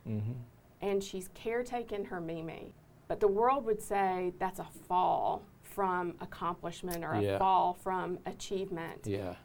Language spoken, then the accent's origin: English; United States; I grew up on Denny Road. That's where my family farm is, in Catala